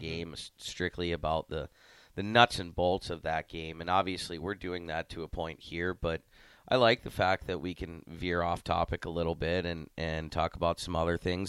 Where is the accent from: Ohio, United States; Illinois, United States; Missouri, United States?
Ohio, United States; accent: Canadian; moved away as an adult; also born or lived in Amarillo, Texas; now in Lincoln, United States; I'm from Ohio